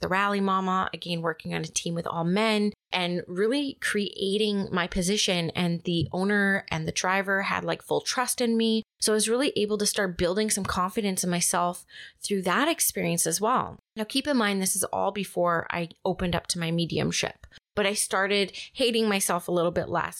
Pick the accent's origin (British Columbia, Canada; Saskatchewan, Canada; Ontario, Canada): British Columbia, Canada; Vancouver; also born or lived in Squamish; I was born and raised in Vancouver.